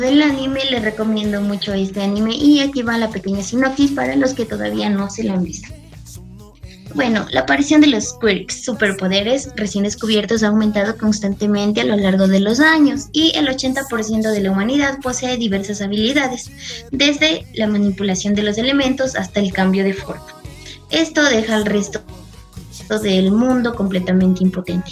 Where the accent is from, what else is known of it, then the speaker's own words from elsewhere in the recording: Ecuador; soy de Ecuador, tengo 22 años